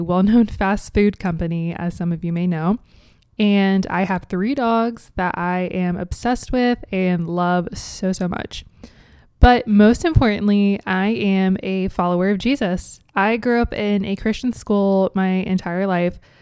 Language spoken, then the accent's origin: English; Cincinnati, Ohio, United States; moved away as an adult; now in Columbus, United States; born and raised in Cincinnati, Ohio